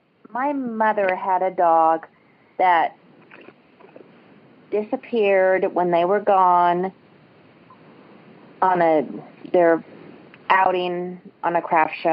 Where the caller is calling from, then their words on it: Springfield, Missouri, United States; Springfield, Missouri.